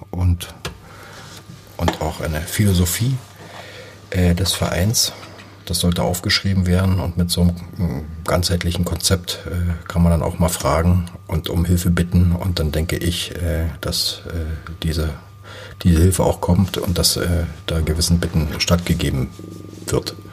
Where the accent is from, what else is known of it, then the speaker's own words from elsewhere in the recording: Bautzen, Saxony, Germany; now in Cottbus, Germany; Oberlausitzer, jetzt bin ich halt in der Niederlausitz, fühle mich als Lausitzer, fühle mich jetzt als Brandenburger und fühle mich auch als Cottbusser, ganz klar.